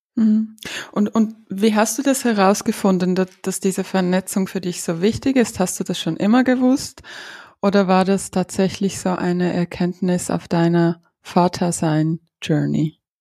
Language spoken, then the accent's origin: German; Ukraine; moved away; ich bin aus der Ukraine. Meine Großmutter ist in Odessa